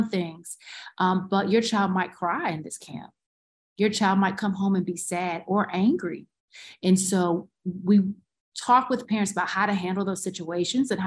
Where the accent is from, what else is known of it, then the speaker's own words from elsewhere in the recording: Goldston, North Carolina, United States; now in Durham, United States; I'm from Golston, North Carolina